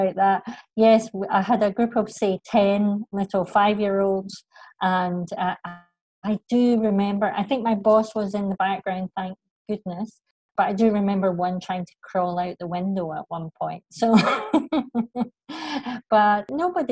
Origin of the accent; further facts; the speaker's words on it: Scotland, United Kingdom; moved away as an adult; also born or lived in Rome, Italy; I'm Scottish